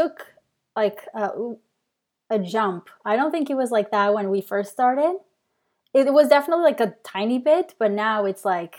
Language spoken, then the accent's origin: English; Portugal; English is a second language; moved away as an adult; now in Canada; So really quick, like I moved to Canada from Portugal.